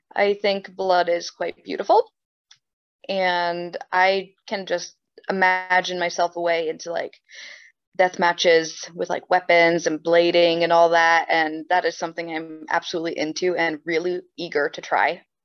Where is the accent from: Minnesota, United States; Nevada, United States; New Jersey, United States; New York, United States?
New Jersey, United States; also born or lived in Sweden; I'm born and raised in New Jersey